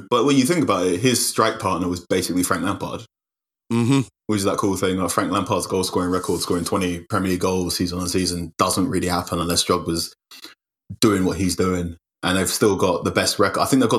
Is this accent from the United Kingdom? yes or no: yes; Manchester, North West England, United Kingdom; accent: Manchester; Because as you can tell by my accent, I was a Manchester United fan.